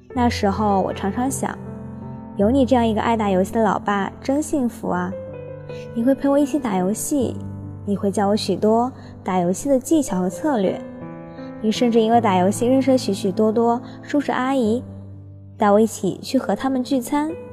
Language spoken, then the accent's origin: Chinese; Changzhou, Jiangsu, China; moved away as an adult; now in Nanjing, China; 来自江苏常州。我在南京大学，距离我的家乡